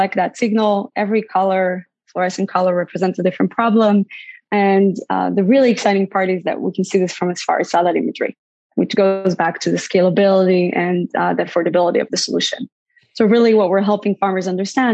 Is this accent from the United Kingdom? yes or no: no; Israel; moved away as an adult; also born or lived in Bay Area, United States; now in United States; I grew up in Israel, born and raised in Israel